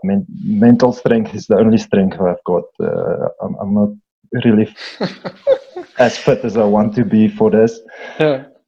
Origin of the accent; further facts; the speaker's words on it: Eastern Free State, South Africa; I'm from the Eastern Free State, one of the most beautiful areas in our country